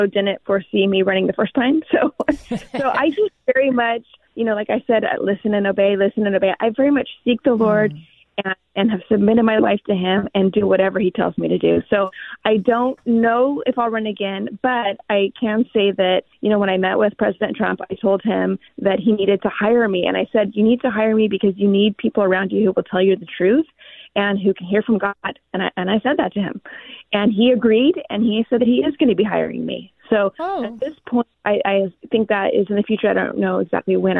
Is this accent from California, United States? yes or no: yes; Clovis, California, United States; my hometown